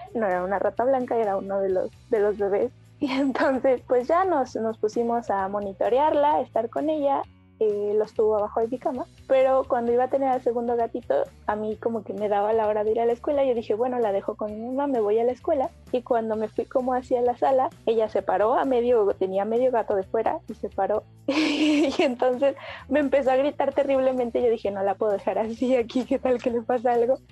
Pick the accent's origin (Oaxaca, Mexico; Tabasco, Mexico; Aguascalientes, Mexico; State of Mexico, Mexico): State of Mexico, Mexico; also born or lived in Iztacalco, Mexico City; now in Mexico City, Mexico; nací en el Estado de México y ahorita vivo en la alcaldía de Itacalco